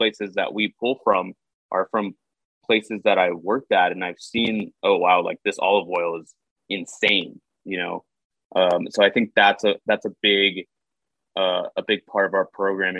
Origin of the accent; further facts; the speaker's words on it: Houston, Texas, United States; moved away as an adult; also born or lived in California / San Francisco; Houston is my home. I spent a lot of time out of Houston